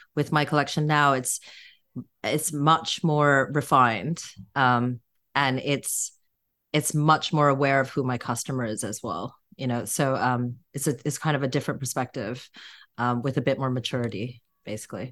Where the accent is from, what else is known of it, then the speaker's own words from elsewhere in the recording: Vancouver, British Columbia, Canada; now in London, United Kingdom; I was born in Vancouver. I have a Korean background, but born in Canada